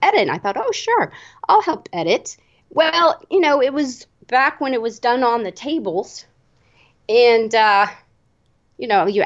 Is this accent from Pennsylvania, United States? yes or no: no; Annapolis, Maryland, United States; I grew up in Annapolis, Maryland, which is a historic town.